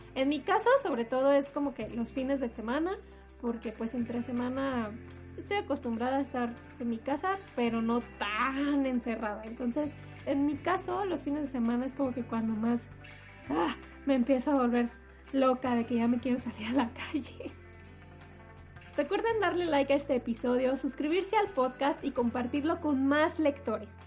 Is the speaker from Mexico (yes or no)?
yes; Mexico; por donde yo vivía cuando era niña, sí eran bastante comunes ver eh, los asentamientos en, mi zona o no sé, en mi país